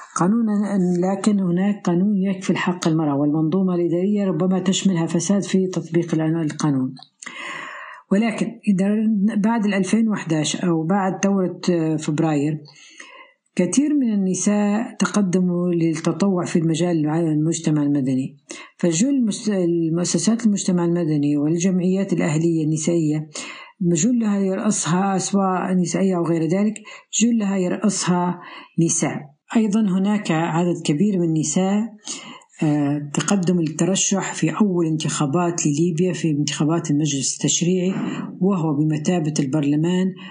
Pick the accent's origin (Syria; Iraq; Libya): Libya; Tripoli, Tripoli District; من طرابلس العاصمة طرابلس ليبيا